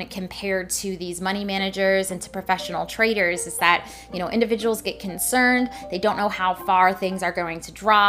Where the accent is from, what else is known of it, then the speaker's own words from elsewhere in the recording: Washington, United States; my home state, Washington